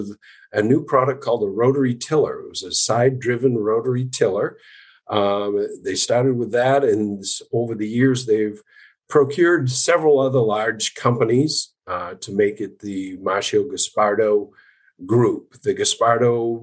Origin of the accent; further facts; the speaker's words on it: Madison, Maine, United States; I was born and raised in Madison, Maine